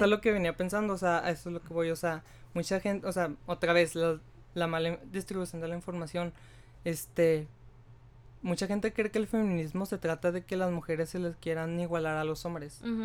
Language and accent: Spanish; Mexico; como sociedad mexicana